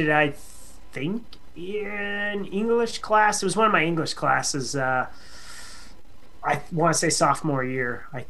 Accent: Nevada, United States; Oh, I love my home state.

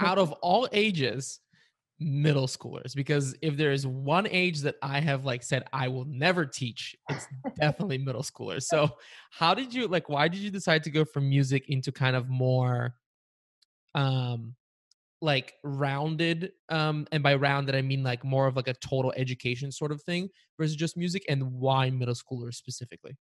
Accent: Varna, Varna Province, Bulgaria; moved away; I was, I was born and I grew up in Varna, Bulgaria, which is, like, right on the coast

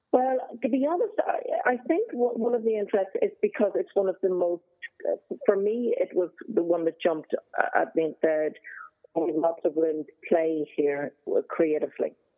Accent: Belfast, Northern Ireland, United Kingdom; moved away as an adult; also born or lived in Galway / Dublin; I grew up in Belfast during the Troubles

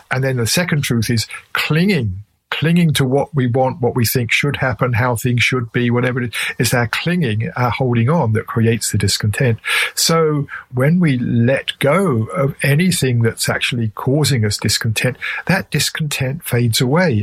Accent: England, United Kingdom; accent: English; my English accent

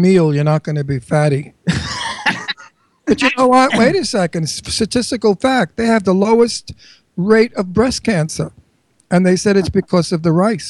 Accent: New York City, New York, United States; moved away; also born or lived in Astoria, Queens / Garden City, Long Island / Setauket, Long Island / Oyster Bay Cove; I was from Brooklyn originally. Then I lived in Astoria, Queens. And then I moved out to Garden City and Setauket, Long Island.

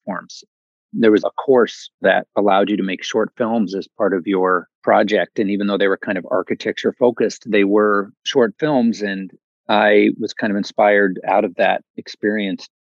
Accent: Midwest, United States; moved away as an adult; also born or lived in New York City / West Coast; I grew up in the Midwest

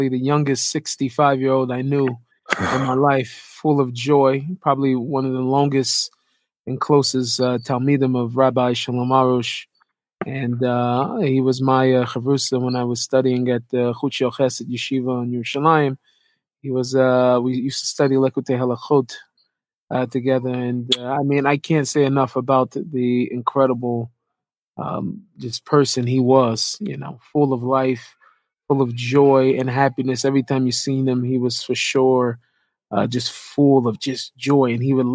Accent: Seattle, Washington, United States; moved away as an adult; now in Israel; growing up in Seattle, I obviously grew up in the urban part of Seattle

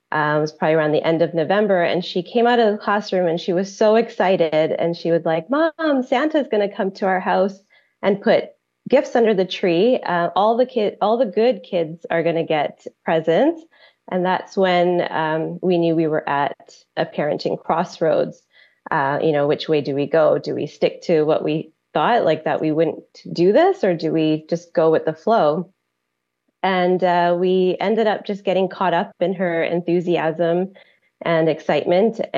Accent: Richmond, British Columbia, Canada; now in Surrey, Canada; I grew up in Richmond, but we didn't celebrate Christmas in our family.

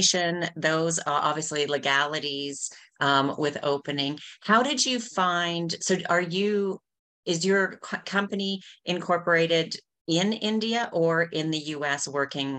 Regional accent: Canada; I'm from Canada

